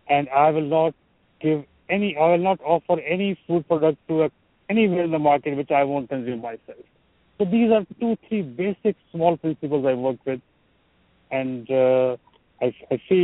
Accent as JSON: {"language": "English", "country": "India", "tie": "born or raised there", "moved": "as an adult", "lives_now": "United States", "said": "I'm from India, but I'm in the United States for over a quarter of a century now."}